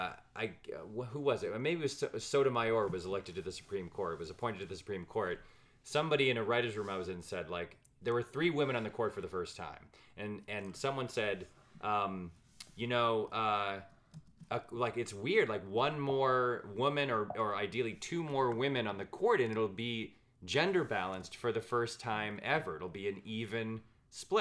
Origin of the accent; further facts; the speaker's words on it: Ann Arbor, Michigan, United States; I was born in Ann Arbor